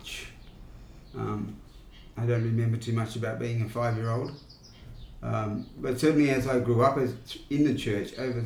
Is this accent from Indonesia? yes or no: no; Narrandera, New South Wales, Australia; I grew up on the farm, went to school in Narendra, did all my schooling in Narendra.